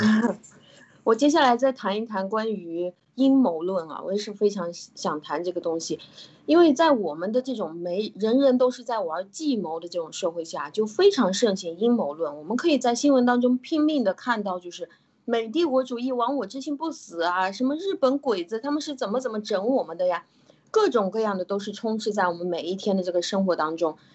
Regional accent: China; 我们中国

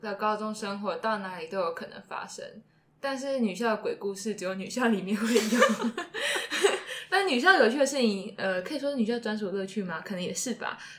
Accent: Kaohsiung, Taiwan; 因为我在我我是高雄人，里面有看到很多 就是一些阿姨去到那里拍照片。

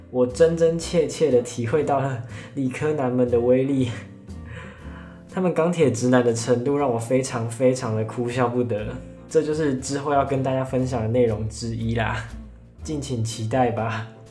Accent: Pingtung County, Taiwan; 我来自屏东，但我家不住在垦丁旁边

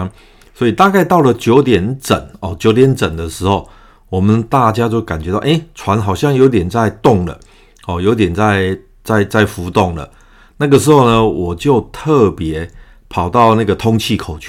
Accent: Taiwan; 而今天我即将离开台湾，这也是我这一生中第一次离开台湾本岛

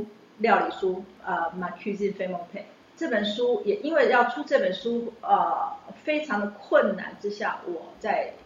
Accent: Taiwan; moved away as an adult; now in France; 我是台湾人，呃，我原始的背景是我是一个小学老师，

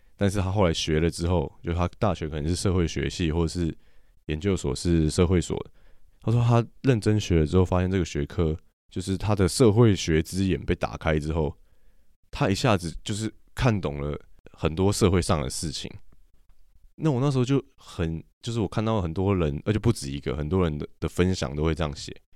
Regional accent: Taiwan; 中华民国不是我们的国家吗

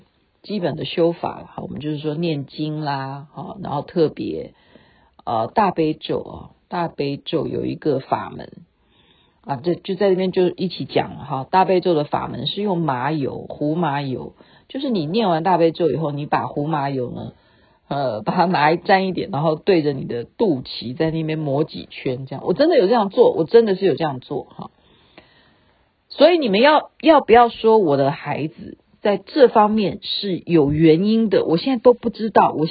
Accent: China; now in Canada; 因为在加拿大啊，尤其是在西方国家，他们绝对不像我们中国人，你可以就是哎呀，我办个手续就跟医生。

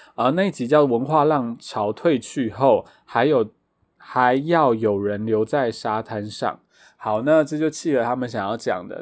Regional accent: Taitung County, Taiwan; 我个人没有在部落长大，但是我是台东人

